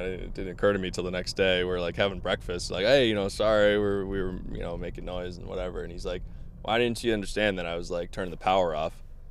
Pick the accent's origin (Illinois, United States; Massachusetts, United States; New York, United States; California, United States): Massachusetts, United States; Boston; So I'm from Boston. Beautiful state, beautiful area. Yeah. From born and raised in Massachusetts.